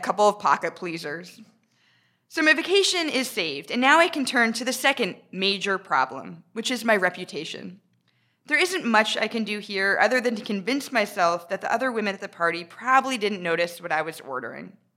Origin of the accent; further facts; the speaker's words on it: United States; moved away as an adult; now in United Kingdom; I'm American